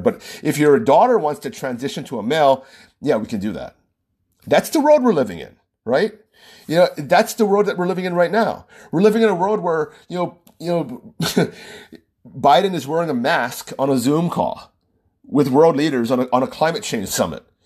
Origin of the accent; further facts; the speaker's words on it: Oahu, Hawaii, United States; also born or lived in California; I was born and raised in Oahu